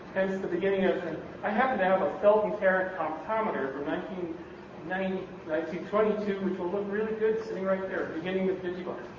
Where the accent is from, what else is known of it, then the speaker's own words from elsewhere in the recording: Canada; now in Bay Area, United States; I'm from Canada, you can't tell. You might have thought I was in Minnesota, but no. I'm from the Great Pink North.